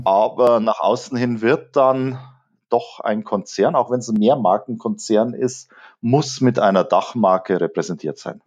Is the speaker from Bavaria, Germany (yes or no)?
yes; Munich, Bavaria, Germany; als Münchner